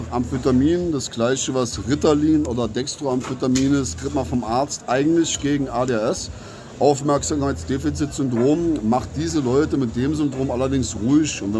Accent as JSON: {"language": "German", "region": "Saarland", "country": "Germany", "said": "Wir sind sowieso im Saarland, sage ich mal, weniger Deutsch als Saarländer."}